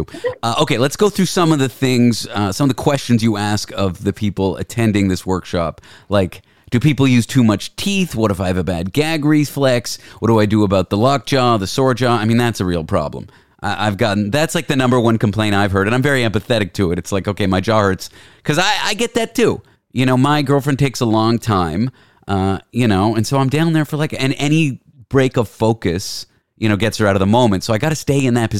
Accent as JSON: {"language": "English", "country": "Canada", "said": "I'm from Canada."}